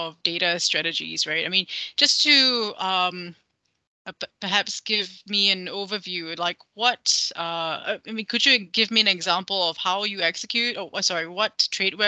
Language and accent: English; Malaysia; I'm very proud to say as a Malaysian